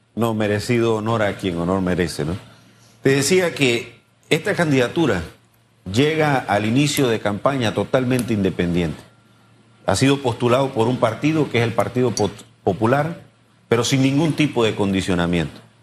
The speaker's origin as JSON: {"language": "Spanish", "country": "Panama", "said": "todos los panameños"}